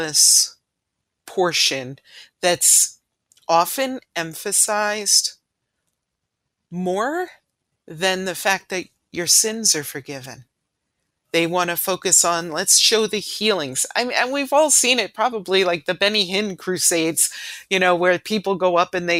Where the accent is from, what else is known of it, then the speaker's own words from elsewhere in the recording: New York City, New York, United States; the church I grew up in Ridgewood, New York